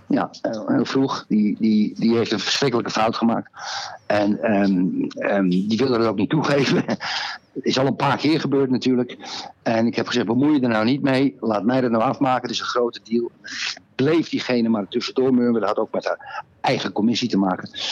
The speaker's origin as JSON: {"language": "Dutch", "country": "Netherlands", "moved": "yes", "lives_now": "Portugal", "said": "ik ben een Nederlander"}